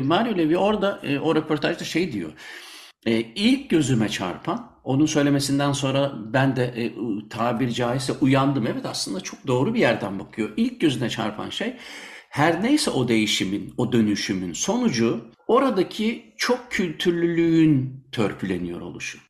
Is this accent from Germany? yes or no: yes; Munich, Bavaria, Germany; now in Belgium; ben e, Münih'te doğdum, şimdi Belçika'da yaşıyorum.